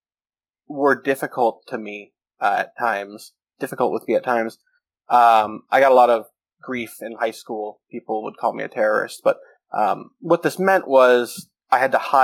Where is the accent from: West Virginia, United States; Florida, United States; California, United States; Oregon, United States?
Oregon, United States; Portland; I grew up in Portland, Oregon